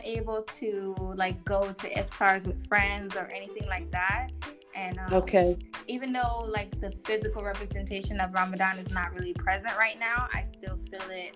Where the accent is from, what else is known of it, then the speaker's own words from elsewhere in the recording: New York City, New York, United States; moved away as an adult; now in United Arab Emirates; I'm from Brooklyn, New York. My family is Haitian and Panamanian, and I was raised by a Jamaican stepdad